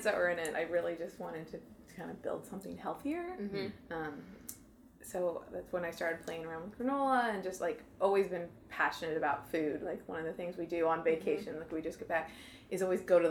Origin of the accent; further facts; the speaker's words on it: Illinois, United States; now in St. Louis, United States; I grew up in Illinois